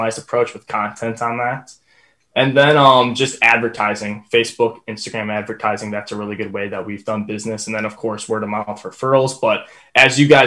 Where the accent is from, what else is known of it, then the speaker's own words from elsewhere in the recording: Wisconsin, United States; I'm from Wisconsin